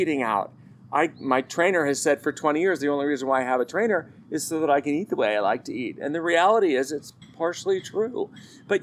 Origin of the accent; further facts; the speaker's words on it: United States; As an American